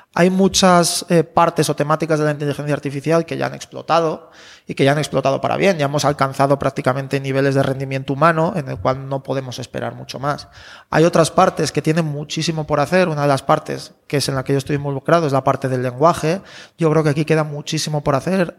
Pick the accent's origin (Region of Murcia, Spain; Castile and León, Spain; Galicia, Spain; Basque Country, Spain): Castile and León, Spain; León; moved away; yo soy de León